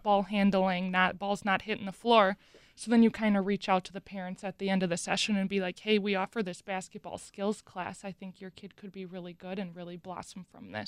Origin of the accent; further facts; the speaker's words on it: Mukwonago, Wisconsin, United States; I grew up in McGuanago, went to McGuanago High School